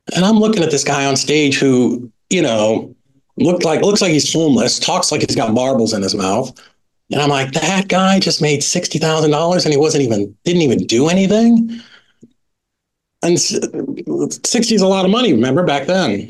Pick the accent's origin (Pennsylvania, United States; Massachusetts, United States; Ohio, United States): Massachusetts, United States; Boston; I grew up in in Boston, had a great kind of just middle class family